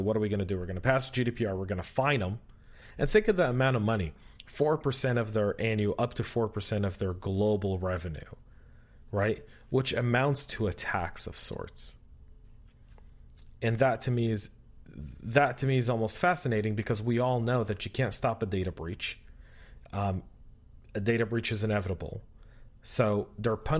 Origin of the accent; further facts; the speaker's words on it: California, United States; moved away; we're both from California and we probably still have family and friends there